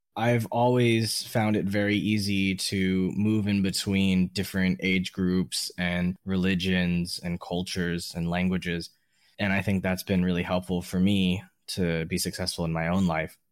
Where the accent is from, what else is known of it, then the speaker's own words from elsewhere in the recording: Miami, Florida, United States; I think as an American from other parts of America, being from Miami